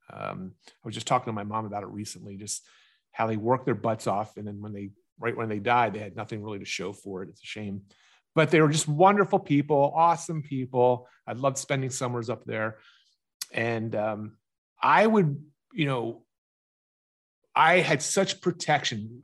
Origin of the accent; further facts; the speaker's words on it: Pennsylvania, United States; also born or lived in Galveston, Texas; I'm from Pennsylvania, I travel whatever it is, two thousand miles to Texas